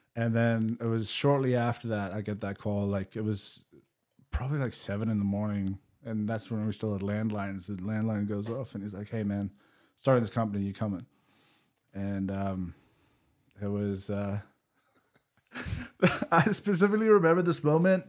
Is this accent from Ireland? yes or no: no; South Africa; moved away as an adult; also born or lived in England; growing up in South Africa